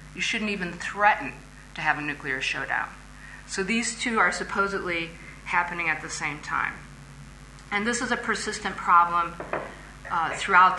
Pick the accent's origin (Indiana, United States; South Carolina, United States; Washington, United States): Indiana, United States; my home state of Indiana